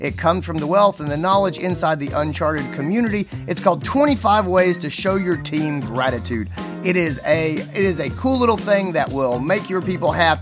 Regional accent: Greenville, South Carolina, United States; Greenville, South Carolina, my hometown

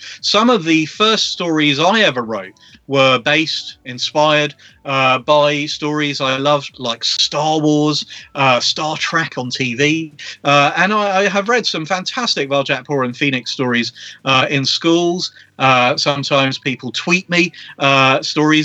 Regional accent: London, United Kingdom; I grew up in London

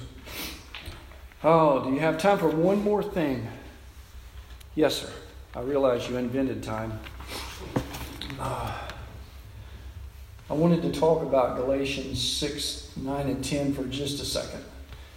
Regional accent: United States; I was born white here in America and into a loving family

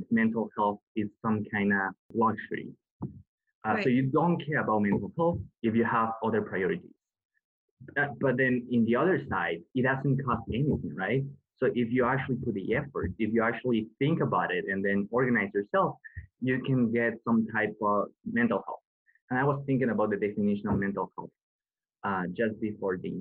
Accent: Ecuador; moved away as an adult; now in Canada; I come from Ecuador, which is a developing country. And I never heard about mental health until I came to Canada.

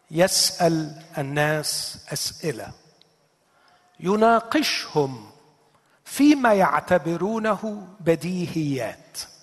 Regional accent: Egypt; عندنا في مصر

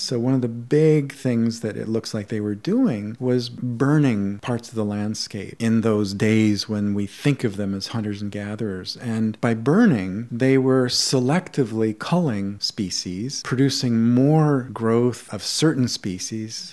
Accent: Canada; I grew up in Canada, going through the school system here in elementary school

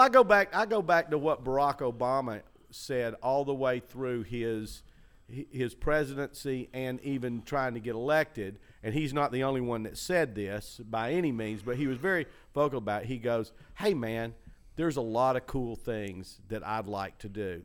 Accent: Chattanooga, Tennessee, United States; moved away; When I was growing up in Chattanooga

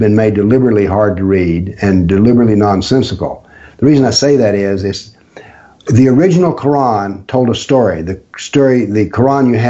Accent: Appalachia, United States; I was raised in extreme poverty and in a very isolated part of the world. I grew up in Appalachia.

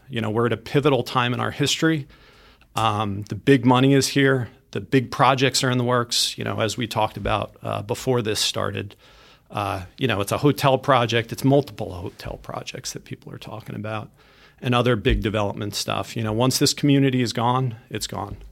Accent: Mattituck, New York, United States; I was, uh, born and raised in Matatuck, and my wife Liz and I are blessed to be raising our daughters here

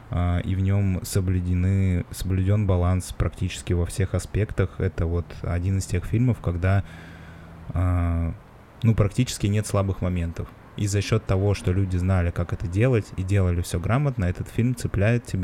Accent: Moscow, Russia; я же москвич ебаный

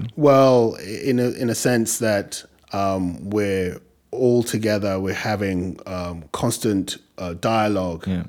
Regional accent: England, United Kingdom; accent: English; also born or lived in Nigeria; now in New York, United States; i try to hold on to um, my english accent as as much as i can

